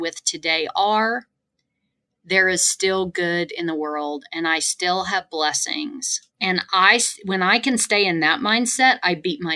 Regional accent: the South, United States; moved away; I'm originally from the South

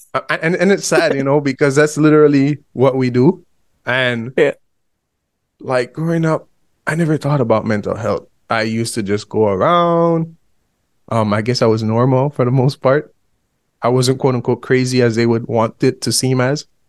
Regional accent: Belize; we are both from Central America, Honduras and Belize

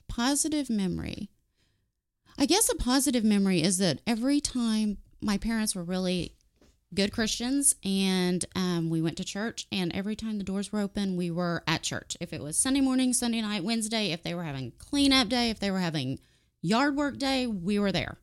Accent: Warren, United States; I grew up in Warren

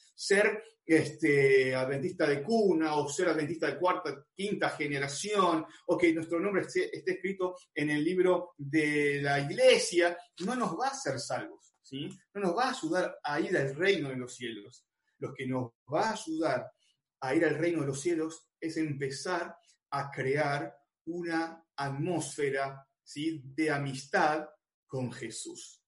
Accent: Buenos Aires, Argentina; yo soy acá de Buenos Aires

